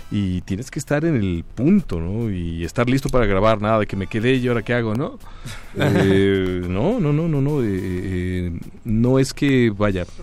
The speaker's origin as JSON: {"language": "Spanish", "country": "Mexico", "said": "Consideran la suya también, digo, somos mexicanos."}